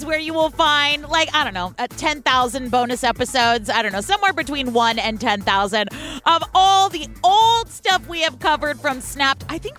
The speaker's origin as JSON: {"language": "English", "town": "Oakland", "region": "California", "country": "United States", "said": "I'm from California"}